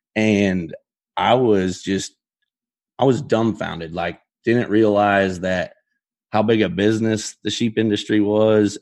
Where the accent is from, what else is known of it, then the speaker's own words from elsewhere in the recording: Geneva, Nebraska, United States; I'm from Gene-, Geneva, Nebraska